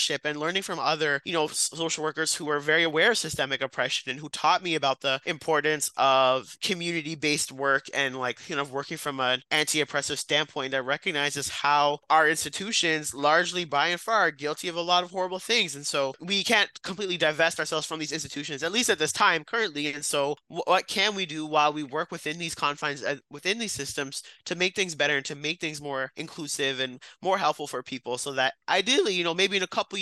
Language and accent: English; Brampton, Ontario, Canada; now in Ottawa, Canada; I'm from Brampton